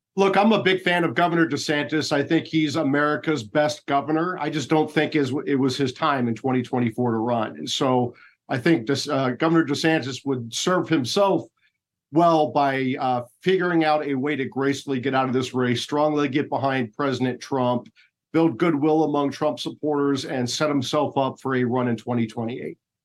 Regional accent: Iowa, United States; moved away; I'm from Iowa. When I go back to Iowa

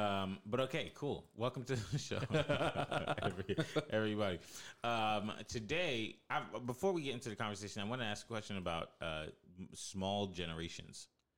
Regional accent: New York, United States; born there; I was born in New York.

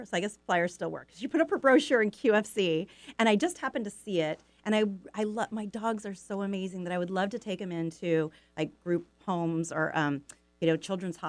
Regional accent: California, United States; moved away as an adult; also born or lived in Issaquah, Washington; now in Sammamish, United States; So now I live, in the Trossachs area, so it's just, a few blocks away. But what I grew up in California, but I moved up here 38 years ago.

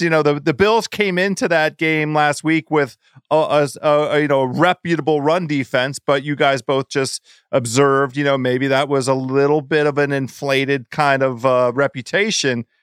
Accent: East Coast, United States; I grew up here on the East Coast

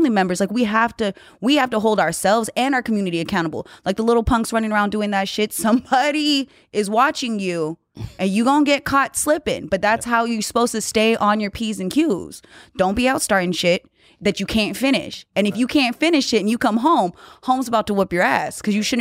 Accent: Hawaii, United States; I'm Hawaiian, Asian, you

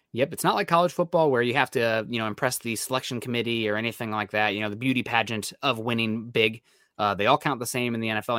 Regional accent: Midwest, United States; I'm from the Midwest, so, uh, if it's under twenty-four hours, it's drivable

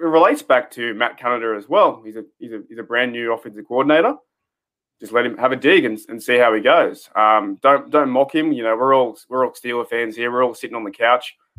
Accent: Australia; I'm from Australia.

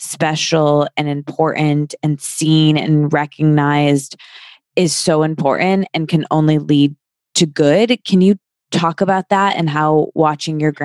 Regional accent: Midwest, United States; I grew up in the Midwest and single mom

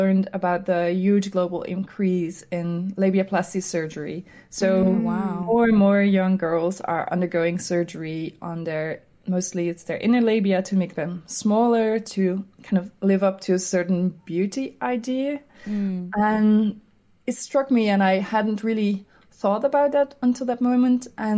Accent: Amsterdam, North Holland, Netherlands; I'm an illustrator from Amsterdam, the Netherlands

